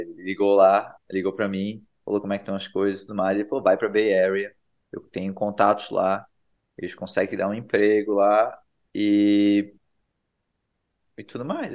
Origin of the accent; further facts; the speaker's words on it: Brusque, Santa Catarina, Brazil; moved away as an adult; now in California, United States; eu fui embora de Brusque e não do Brasil